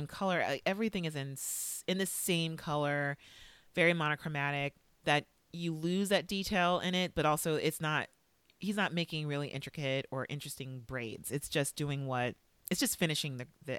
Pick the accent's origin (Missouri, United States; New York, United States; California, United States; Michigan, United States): California, United States; Valencia; I grew up near Magic Mountain in Valencia, California.